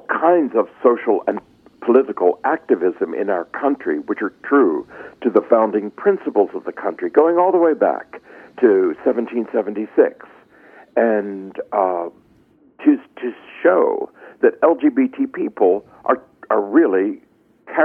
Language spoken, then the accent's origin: English; Philadelphia, Pennsylvania, United States; I come from Philadelphia and was raised a Quaker